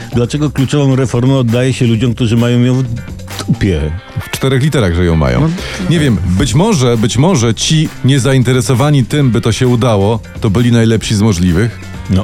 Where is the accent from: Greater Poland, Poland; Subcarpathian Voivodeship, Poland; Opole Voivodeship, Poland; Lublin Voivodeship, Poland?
Subcarpathian Voivodeship, Poland; Podkarpacie; tam u mnie na Podkarpaciu